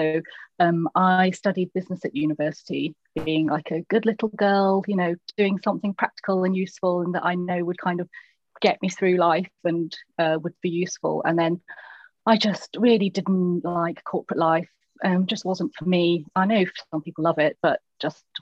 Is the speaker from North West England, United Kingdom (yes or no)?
no; Lincolnshire, East Midlands, United Kingdom; moved away; also born or lived in London; I'm from Lincolnshire. And then it's the whole, yeah, but where are you really from? And then like, well, this tiny village in Lincolnshire